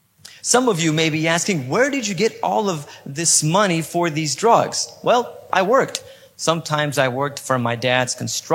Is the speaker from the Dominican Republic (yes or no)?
no; Poland; I was born in Poland and I live in Poland, Europe. Some of you may be asking yourself, how in the world could someone with a perfect American accent be born in and live in Poland?